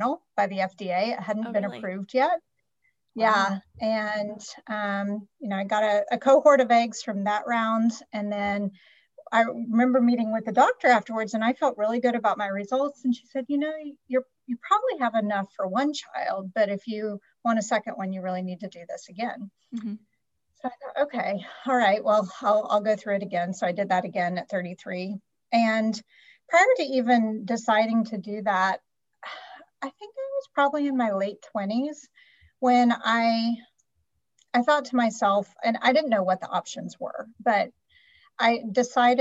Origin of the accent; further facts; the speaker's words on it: North Carolina, United States; moved away as an adult; also born or lived in Raleigh / Washington, D.C.; now in California, United States; I'm actually from North Carolina